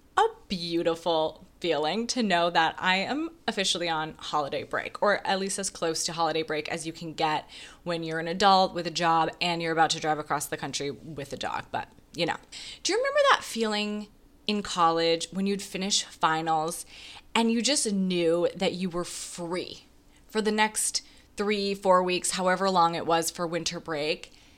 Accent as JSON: {"language": "English", "region": "Wisconsin", "country": "United States", "tie": "born or raised there", "moved": "yes", "lives_now": "New York City, United States", "said": "I grew up in Wisconsin"}